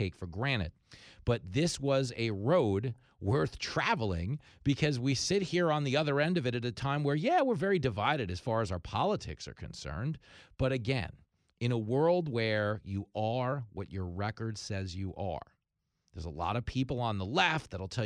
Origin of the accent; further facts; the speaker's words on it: Levittown, New York, United States; I grew up in Levittown, New York